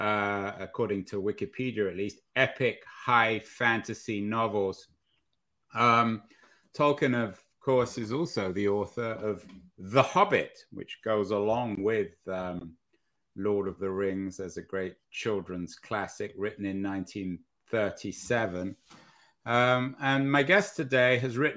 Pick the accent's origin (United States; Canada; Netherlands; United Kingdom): United Kingdom; England; I grew up in England